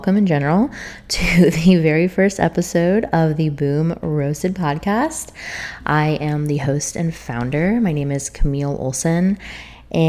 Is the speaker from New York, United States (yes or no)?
no; St. Augustine, Florida, United States; pretty much all of my immediate family lived in the town that I was born in, which is St. Augustine, Florida